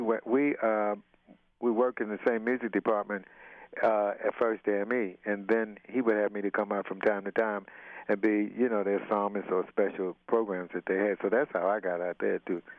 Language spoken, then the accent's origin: English; Baltimore, Maryland, United States; moved away as an adult; now in Los Angeles, United States; I'm from Baltimore, Maryland